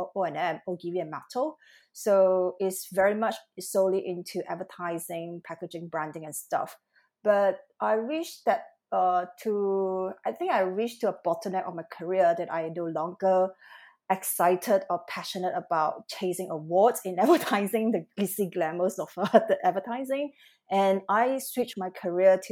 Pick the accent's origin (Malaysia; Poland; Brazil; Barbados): Malaysia; moved away as an adult; also born or lived in Singapore / Milan / London; now in Tokyo, Japan; I'm actually Malaysian-born Chinese